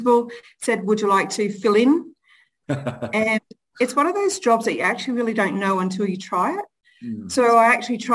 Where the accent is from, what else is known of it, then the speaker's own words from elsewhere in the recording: Charters Towers, Queensland, Australia; also born or lived in Cloncurry; So I actually grew up born in Cloncurry. And then most of my childhood has been in Charters Towers.